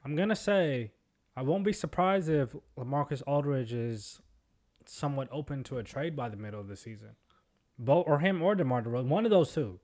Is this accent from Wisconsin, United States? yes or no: no; Seattle, Washington, United States; we're from Seattle